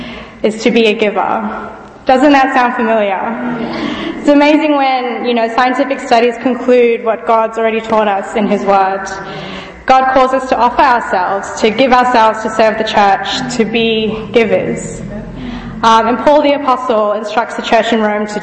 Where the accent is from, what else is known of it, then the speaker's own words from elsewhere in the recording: Fiji; also born or lived in Australia; now in Birmingham, United Kingdom; I grew up in Fiji, which is in the South Pacific